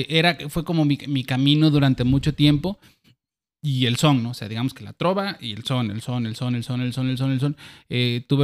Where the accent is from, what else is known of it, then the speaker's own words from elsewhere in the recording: Acayucan, Veracruz, Mexico; accent: jarocho sureño; moved away as an adult; now in Xalapa, Mexico; Allá nací, crecí.